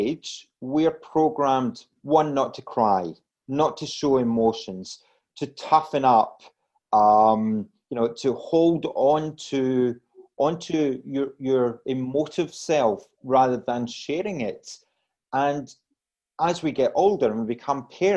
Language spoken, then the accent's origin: English; Glasgow, Scotland, United Kingdom; now in Australia; as you gather from my accent, I'm originally from Scotland